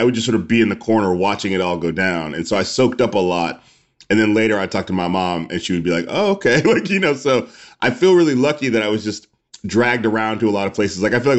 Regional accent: Indianapolis, Indiana, United States; also born or lived in Palo Alto, United States; I was born in Palo Alto, California, but my mom was in grad school at Stanford, and we were only there for, a few months. I don't remember it until we moved back to Indianapolis, where she's from.

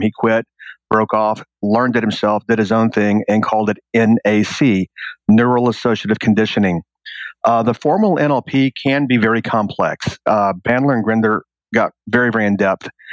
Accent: rural Texas, United States; moved away as an adult; also born or lived in New York City; I lived in a town that had one stoplight and it was literally rural Texas living.

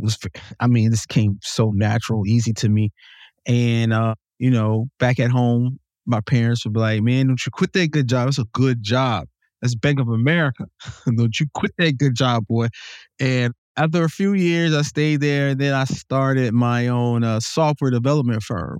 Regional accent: Jacksonville, North Carolina, United States; also born or lived in Salisbury, North Carolina; I came from Jacksonville, North Carolina

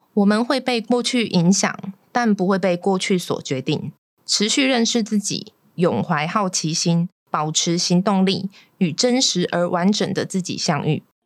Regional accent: Kaohsiung, Taiwan; 因为我是高雄人，所以我们那时候小时候蛮常都在讲台语，我听台语的

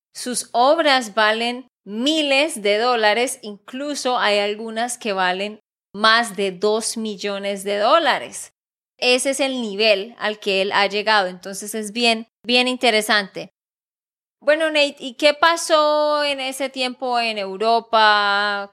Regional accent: Santander, Colombia; de Santander, Colombia

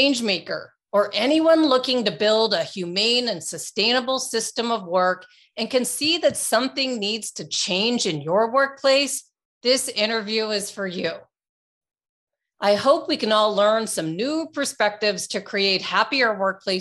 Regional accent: Canada; moved away; which I still consider my home country because I grew up in Canada

